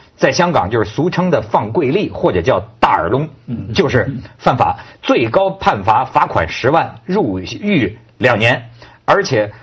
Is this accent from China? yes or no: yes; Hebei, China; accent: Hebei dialect; 我们河北话讲就是善了嘛